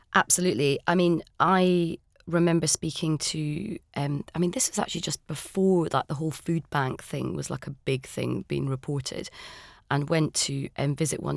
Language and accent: English; Scotland, United Kingdom; I'm Scottish